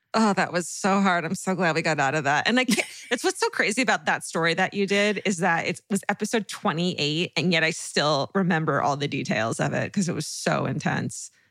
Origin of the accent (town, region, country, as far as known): Orange County, California, United States